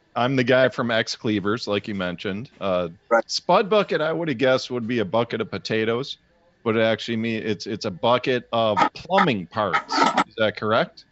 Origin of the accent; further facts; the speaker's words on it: Chicago, Illinois, United States; I'm from Chicago.